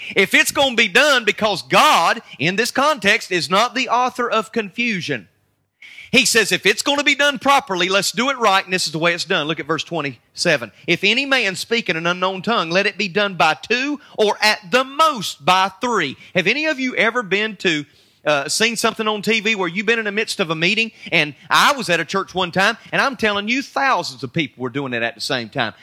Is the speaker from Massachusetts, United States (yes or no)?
no; North Carolina, United States; I'm from North Carolina